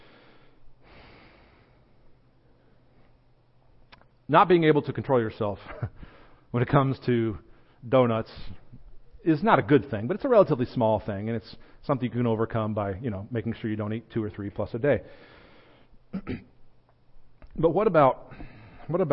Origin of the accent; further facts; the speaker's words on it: United States; I'm an American